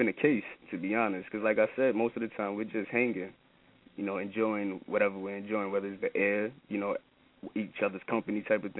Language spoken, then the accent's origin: English; New York City, New York, United States; I'm from Brooklyn, New York, coming out of the Bed-Stuy area, to be specifically Mossy Projects.